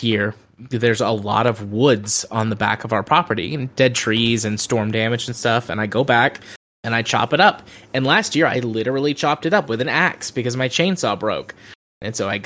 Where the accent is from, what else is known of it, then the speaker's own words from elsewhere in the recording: Deep South, United States; I'm from the Deep South